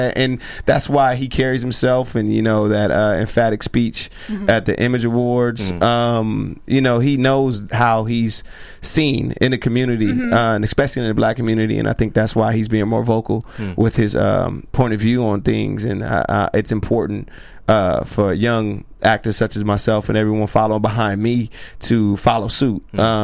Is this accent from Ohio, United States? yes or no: no; Rialto, California, United States; also born or lived in Compton, California; I was born and raised in Compton to about 7, 8, and then I moved out to Rialto. Hmm. And that's where, you know, I kind of molded myself and my personality